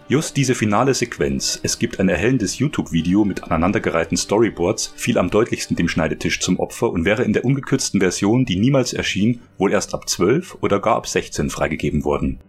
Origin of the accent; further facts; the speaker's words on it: Germany; Bei uns in Deutschland